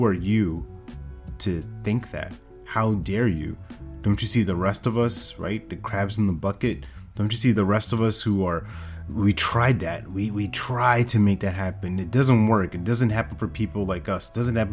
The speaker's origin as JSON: {"language": "English", "region": "New York", "country": "United States", "tie": "born or raised there", "said": "back when I was growing up in New York"}